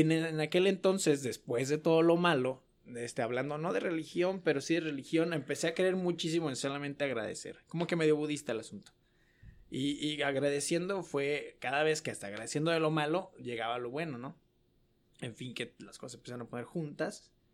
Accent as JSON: {"language": "Spanish", "town": "Guadalajara", "region": "Jalisco", "country": "Mexico", "moved": "as an adult", "lives_now": "El Paso, United States", "said": "soy de Guadalajara"}